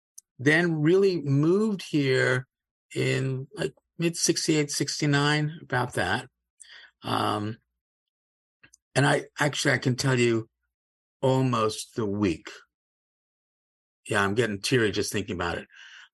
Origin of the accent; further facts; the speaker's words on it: Cape Town, Western Cape, South Africa; now in United States; I wasn't born in the United States. I was born in Cape Town, South Africa, was a British subject, didn't move here until the 60s or so.